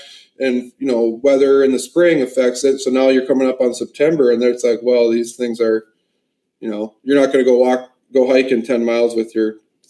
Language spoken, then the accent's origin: English; Hutchinson, Kansas, United States; So my hometown of Hutchinson, they banned there.